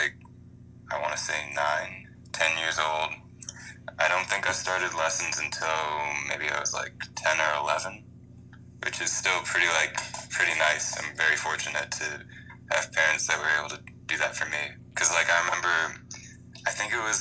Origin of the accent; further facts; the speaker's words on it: Columbia, Maryland, United States; I'm from Columbia, Maryland.